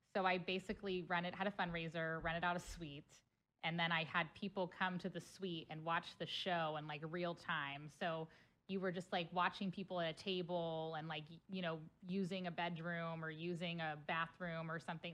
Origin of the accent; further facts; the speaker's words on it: Cincinnati, Ohio, United States; now in St. Louis, United States; Cincinnati, Ohio